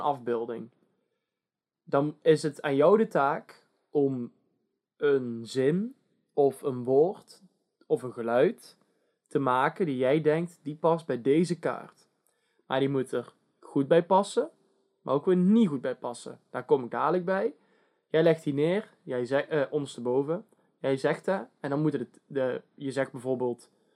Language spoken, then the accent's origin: Dutch; Netherlands; wij als Nederlanders